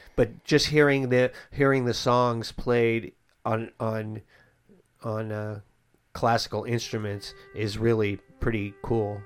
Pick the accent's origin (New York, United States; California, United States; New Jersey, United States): California, United States; Bay Area; I grew up in the Bay Area